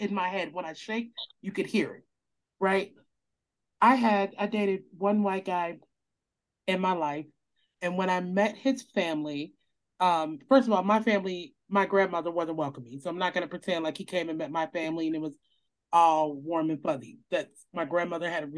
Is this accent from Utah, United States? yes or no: no; Madison, Wisconsin, United States; also born or lived in Chicago, Illinois; I grew up in Chicago first 9 years of my life, and then we moved to Madison, Wisconsin